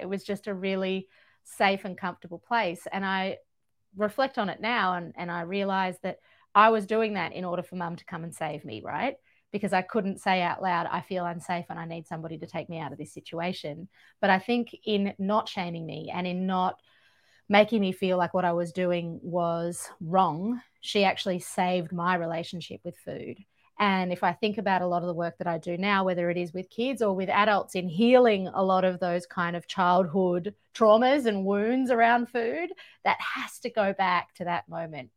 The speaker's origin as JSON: {"language": "English", "country": "Georgia", "tie": "born or raised there", "moved": "yes", "lives_now": "Australia", "said": "I grew up in Georgia in the former Soviet Union at, at the crossroads of Europe and Asia."}